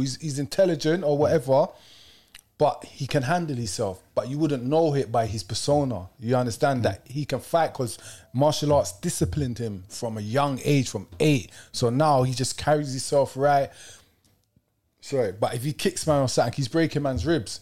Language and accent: English; Kennington, London, United Kingdom; The ends I'm from Kenneton